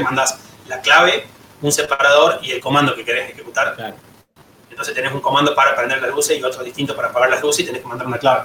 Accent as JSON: {"language": "Spanish", "region": "La Rioja", "country": "Argentina", "moved": "yes", "lives_now": "Córdoba, Argentina", "said": "soy de La Rioja, me vine a Córdoba en 2005"}